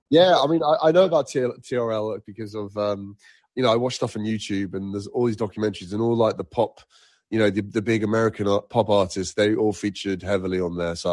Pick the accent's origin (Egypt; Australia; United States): Egypt; also born or lived in Nigeria; I used to live uh, in Africa at one point. I, I grew up in Egypt and Nigeria, and music was not heavily featured until I was probably about eight